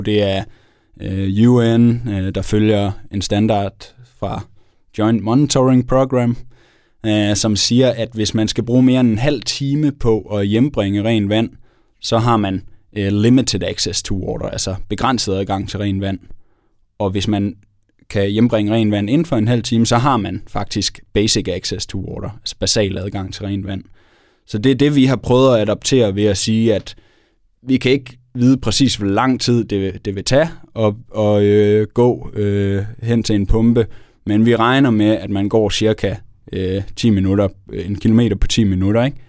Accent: Denmark

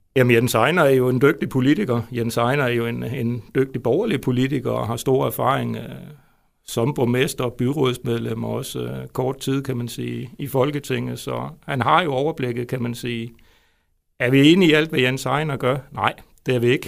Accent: Svendborg, Southern Denmark, Denmark; also born or lived in Jutland; now in Vejle, Denmark; jeg er jo faktisk Fynbo, født i Svendborg.

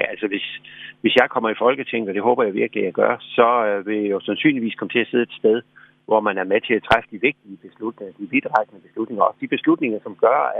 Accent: Skærbæk, Southern Denmark, Denmark; born or raised there; also born or lived in Varde / Sommersted

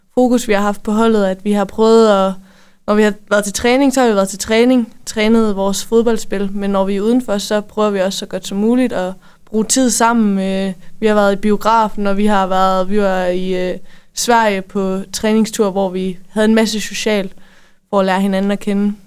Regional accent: Denmark; som danskere

